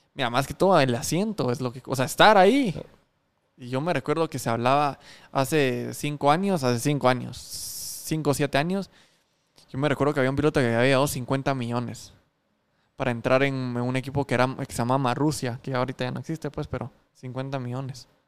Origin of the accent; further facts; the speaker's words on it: Guatemala; cuando decís que sos guatemalteco